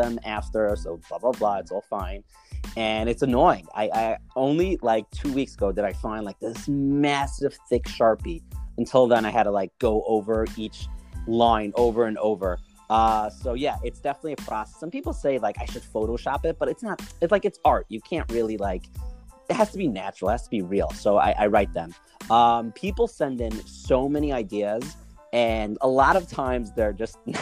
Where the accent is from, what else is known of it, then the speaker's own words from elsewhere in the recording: New York City, New York, United States; also born or lived in Israel; now in Far Rockaway, United States; I'm originally from Brooklyn. I now live in Farakway